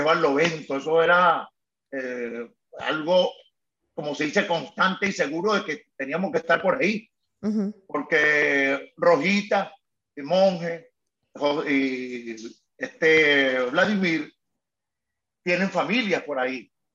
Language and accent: Spanish; Caracas, Capital District, Venezuela; soy de Antímano